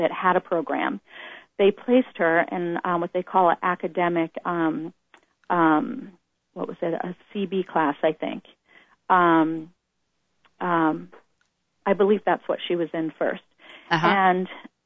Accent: Boston, Massachusetts, United States; moved away; We're originally from the East Coast, Boston, and we both went to public school there

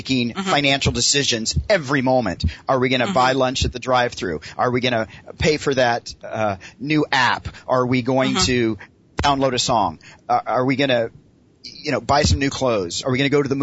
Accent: Tennessee, United States; moved away as an adult; also born or lived in Los Angeles, California; now in Los Angeles area, United States; I grew up in Tennessee

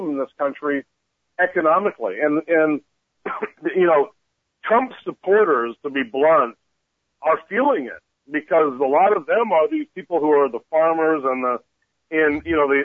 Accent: Canada; now in United States; I'm from Canada

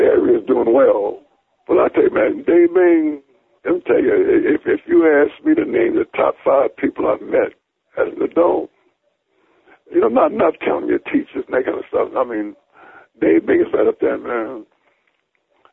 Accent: Alexandria, Virginia, United States; my hometown of Alexandria

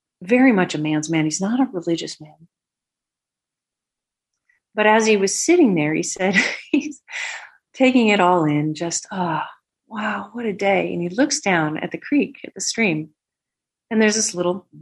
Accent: the West, United States; we were raised in the West when the West was still pretty rough

